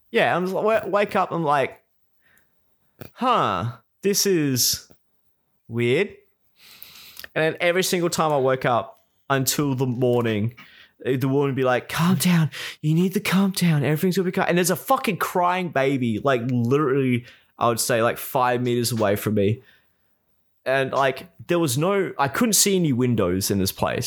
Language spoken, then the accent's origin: English; South Australia, Australia; born or raised there